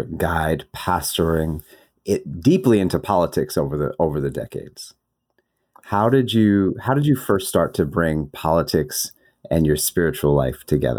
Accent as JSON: {"language": "English", "town": "New York City", "region": "New York", "country": "United States", "tie": "born or raised there", "said": "I'm a son of Red Hook, Brooklyn."}